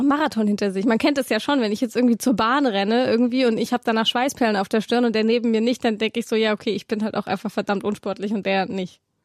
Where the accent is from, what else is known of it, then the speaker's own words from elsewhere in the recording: Swabia, Baden-Württemberg, Germany; ich komme ja aus Schwaben